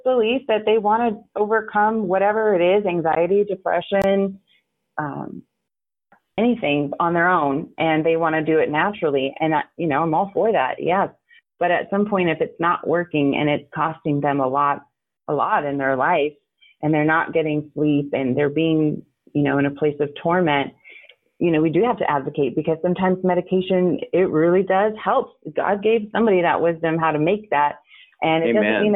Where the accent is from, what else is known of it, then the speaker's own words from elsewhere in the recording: United States; also born or lived in San Antonio, Texas / northern Arizona; my childhood was split in San Antonio and then up in northern Arizona